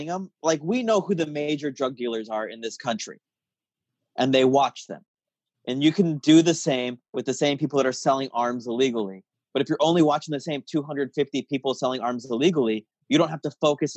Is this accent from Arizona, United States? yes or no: yes; Arizona, United States; I grew up in Arizona, where we would go out into the desert and just shoot